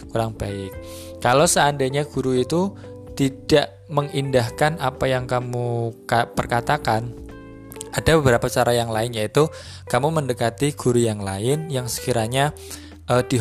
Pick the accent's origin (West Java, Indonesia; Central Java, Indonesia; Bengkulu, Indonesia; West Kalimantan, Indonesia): Central Java, Indonesia; kalau di di apa di daerah sini dengan di daerah di daerah saya di Jawa Tengah sana itu ada beberapa perbedaan-perbedaan.